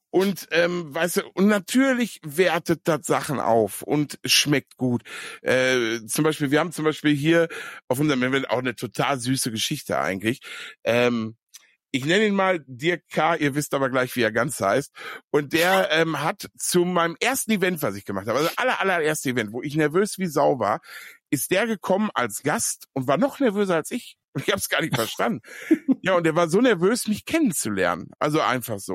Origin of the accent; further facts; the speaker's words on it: Ruhr area, North Rhine-Westphalia, Germany; ich komme ja aus dem Pott